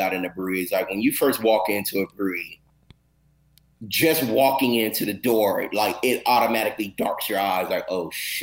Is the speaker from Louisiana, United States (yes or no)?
yes; Louisiana, United States; also born or lived in Arkansas / Los Angeles, California; now in Texas, United States; me growing up in Louisiana and in the South, like Arkansas and things like